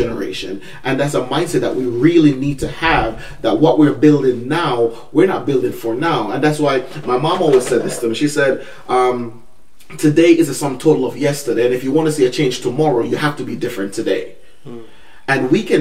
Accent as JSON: {"language": "English", "town": "New York City", "region": "New York", "country": "United States", "tie": "born or raised there", "said": "I grew up in Glenwood Projects"}